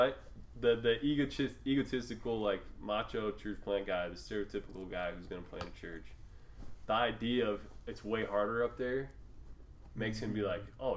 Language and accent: English; Seattle, Washington, United States; also born or lived in Mississippi; I'm a heathen from Seattle.